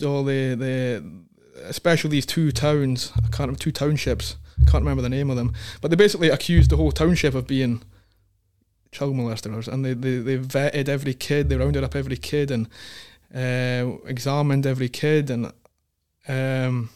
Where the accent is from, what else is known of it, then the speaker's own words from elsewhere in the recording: Scotland, United Kingdom; moved away as an adult; also born or lived in Northern Territory, Australia / Queensland, Australia; now in Australia; being a Scotsman